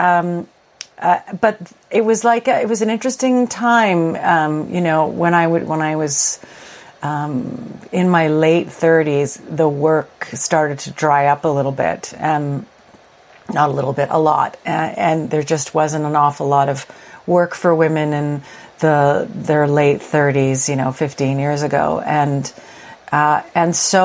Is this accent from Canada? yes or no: yes; Edmonton, Alberta, Canada; now in Toronto, Canada; I grew up in Edmonton, Alberta